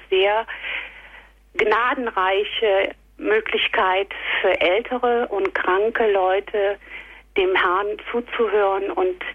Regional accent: Rhineland, Germany; moved away as an adult; now in Munich, Germany; wir kommen gebürtig aus dem Rheinland, sind vor einigen Jahren nach München gekommen.

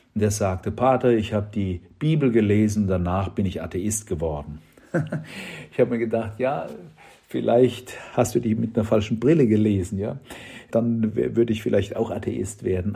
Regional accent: Germany; bei uns in Deutschland

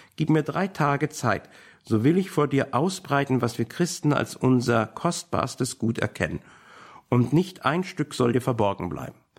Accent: Berlin, Germany; als Berliner

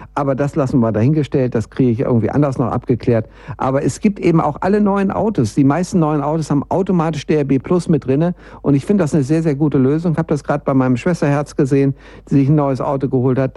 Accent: Bielefeld, North Rhine-Westphalia, Germany; now in Munich, Germany; wenn ich hier von Bayern in meine alte Heimat Bielefeld nach oben düse

